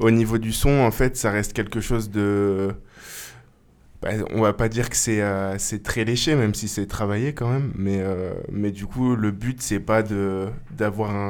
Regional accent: Grenoble, Auvergne-Rhône-Alpes, France; C'est ça, ouais.

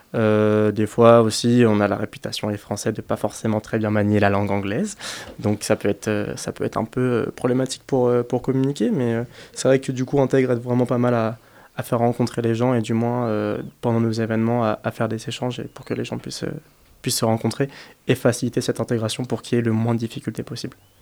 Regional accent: France; now in Grenoble, France; je suis étudiant euh, français, donc de base, je suis pas de Grenoble

